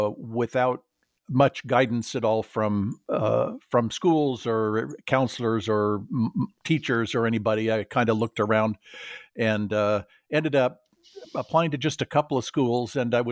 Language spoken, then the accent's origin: English; California, United States; I grew up in Southern California and was the son of an engineer.